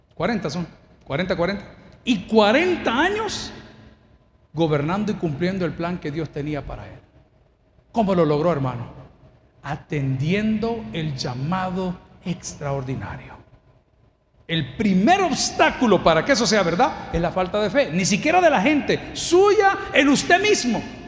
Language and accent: Spanish; El Salvador; Yo soy salvadoreño